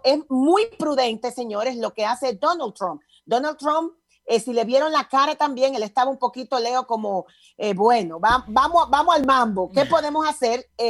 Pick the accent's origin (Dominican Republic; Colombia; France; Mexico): Dominican Republic; En mi país, Dominicana, República Dominicana